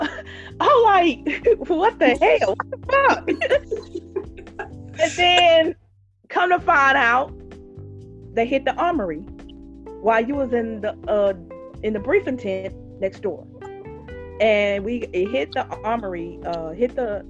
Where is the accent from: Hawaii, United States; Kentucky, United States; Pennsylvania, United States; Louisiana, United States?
Louisiana, United States; Northeast; you asked me where I'm from originally, and I told you Louisiana, Northeast